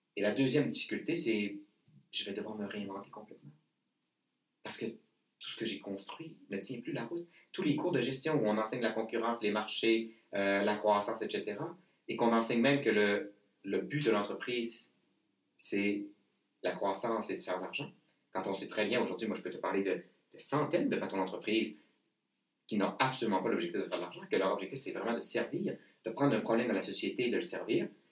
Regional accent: Saguenay, Quebec, Canada; je viens du Saguenay

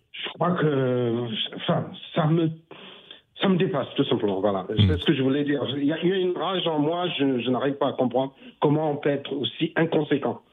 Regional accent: Cameroon; je suis camerounais, comme Eric qui est intervenu tout à l'heure

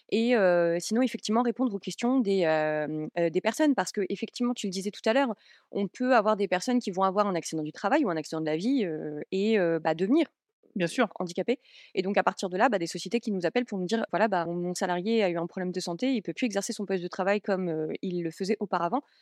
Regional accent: Metz, Grand Est, France; moi je viens de Metz

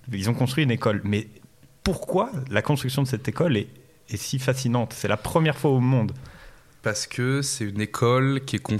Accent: Haute-Savoie, Auvergne-Rhône-Alpes, France; Nous, on est de, de Haute-Savoie

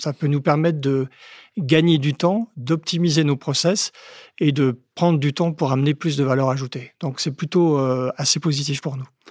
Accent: Haute-Marne, Grand Est, France; quand j'étais petit, euh, en Haute-Marne

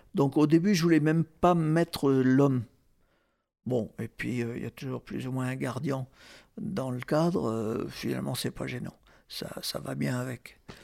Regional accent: Marseille, Provence-Alpes-Côte d'Azur, France; je suis marseillais, donc je suis à 130 km de Sainte-Marie-de-la-Mer.

